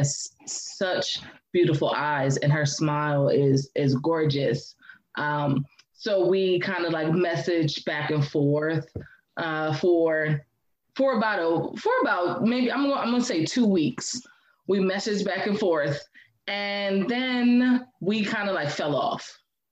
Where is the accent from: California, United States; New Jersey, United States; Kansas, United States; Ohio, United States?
New Jersey, United States; I was born and raised in New Jersey